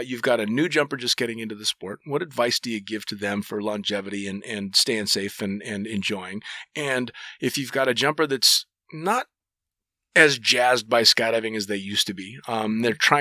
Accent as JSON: {"language": "English", "country": "United States", "said": "as an American"}